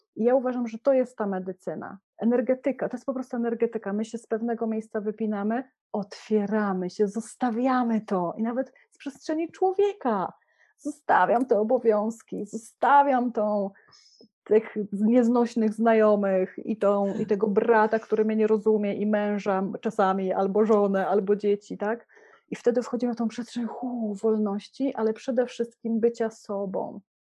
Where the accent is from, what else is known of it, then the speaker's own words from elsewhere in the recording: Poland; moved away; jesteśmy w Polsce, urodziliśmy się w Polsce, jesteśmy podłączeni do kultury